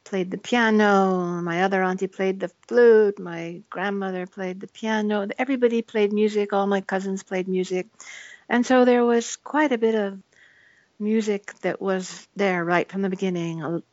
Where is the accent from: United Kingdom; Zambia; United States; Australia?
United States; New England; I grew up mostly in the New England area, particularly in the summers when we would always come back to a town south of Boston